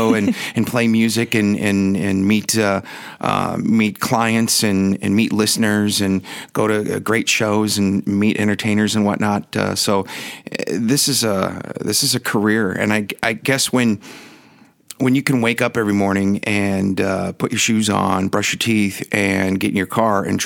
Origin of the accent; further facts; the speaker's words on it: Milwaukee, Wisconsin, United States; moved away as an adult; also born or lived in San Diego; When I left Milwaukee, which is my hometown, I went to San Diego